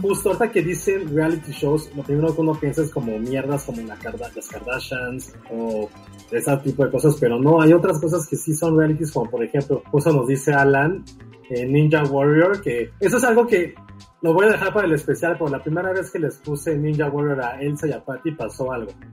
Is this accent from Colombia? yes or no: no; Mexico; como mexicanos